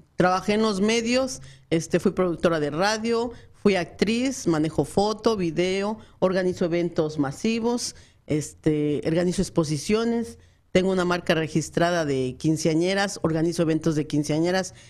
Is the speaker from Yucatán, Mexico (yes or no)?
no; Mexico City, Mexico; moved away as an adult; now in Phoenix, United States; soy del DF